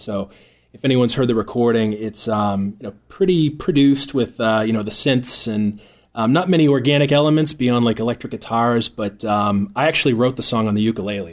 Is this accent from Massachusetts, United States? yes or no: yes; North Shore, Boston, Massachusetts, United States; I'm a proud Bostonian, born and raised in the North Shore